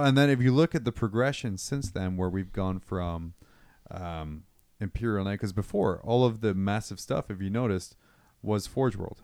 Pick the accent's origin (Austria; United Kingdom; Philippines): United Kingdom; moved away; move back to my home country.